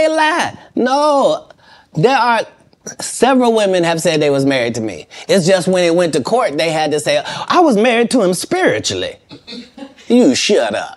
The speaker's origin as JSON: {"language": "English", "region": "Ohio", "country": "United States", "also_born_or_lived": "Los Angeles, United States", "moved": "yes", "said": "I'm from Ohio"}